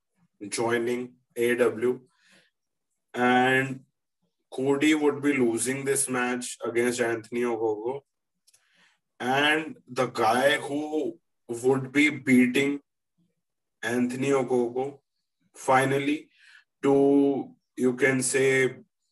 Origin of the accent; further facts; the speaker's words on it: India; we are here from India